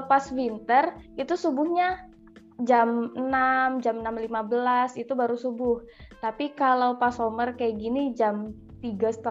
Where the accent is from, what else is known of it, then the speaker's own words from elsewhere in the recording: Palu, Central Sulawesi, Indonesia; pulang ke Indonesia aku mau ngapain bisa ngapain apalagi kan nanti aku pulangnya ke Palu ke asal daerahku